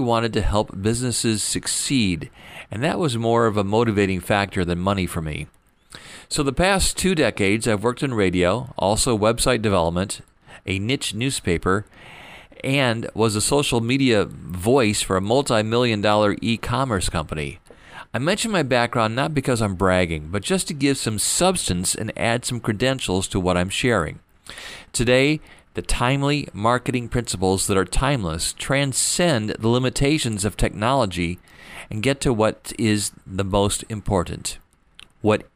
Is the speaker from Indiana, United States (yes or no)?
yes; Fort Wayne, Indiana, United States; moved away as an adult; also born or lived in Detroit, Michigan; I moved back to my hometown after my dad passed away